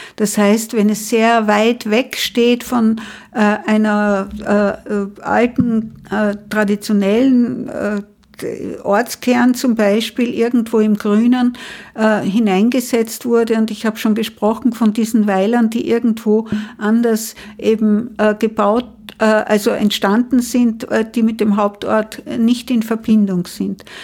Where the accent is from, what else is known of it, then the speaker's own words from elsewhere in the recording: Unterach am Attersee, Upper Austria, Austria; moved away as an adult; also born or lived in Mondsee / Salzburg; now in Vienna, Austria; ich bin am Land geboren, in Unterach am Attersee und habe dann die Schule in Mondsee und in Salzburg, aber auch in Unterach besucht